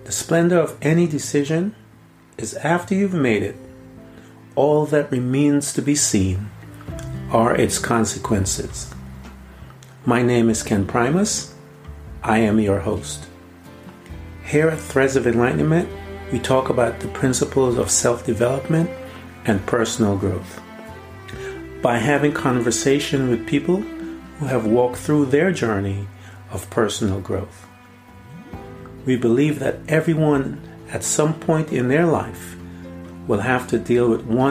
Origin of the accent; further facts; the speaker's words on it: Guyana; I'm from British Guiana